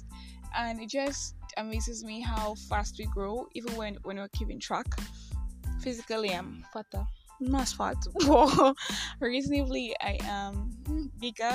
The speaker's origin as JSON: {"language": "English", "country": "Nigeria", "said": "I am that Nigerian Christian talkaholic"}